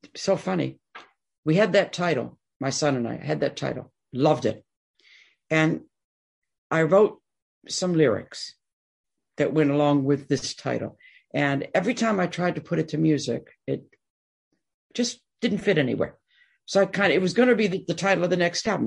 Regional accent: Detroit, Michigan, United States; I'm born and raised in Detroit

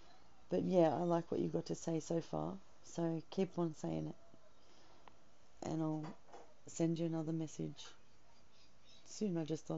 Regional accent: Australia; I'm from Australia.

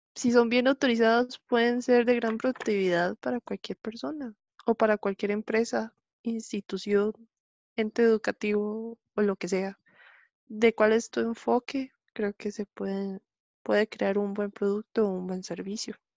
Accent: Grecia, Alajuela, Costa Rica; soy de aquí de Grecia, aquí Grecia Representing

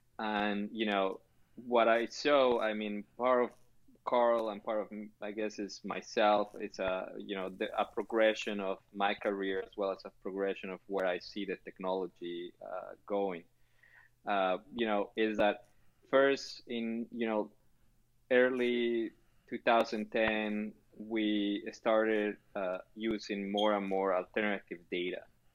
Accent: Chile; Now, you know, I'm originally from Chile, and they have a saying over there that with enough time, everybody's a genius.

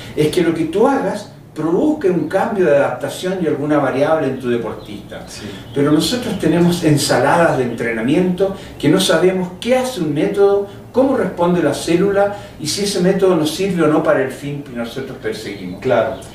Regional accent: Chile; Yo vengo de Chile

